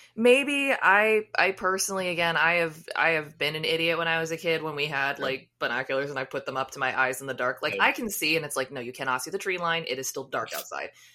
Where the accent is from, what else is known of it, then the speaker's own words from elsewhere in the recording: United States; I didn't grow up listening to country, even though I'm from the United States